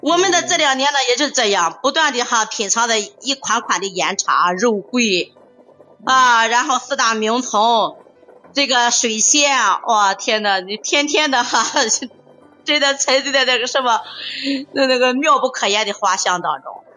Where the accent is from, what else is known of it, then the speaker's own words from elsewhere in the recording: Qingdao, Shandong, China; 我们青岛这边的哈